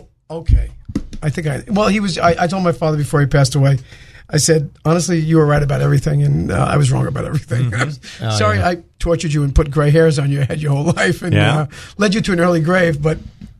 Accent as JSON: {"language": "English", "region": "New York", "country": "United States", "moved": "yes", "lives_now": "Hot Springs, United States", "said": "Obviously, we're from Brooklyn."}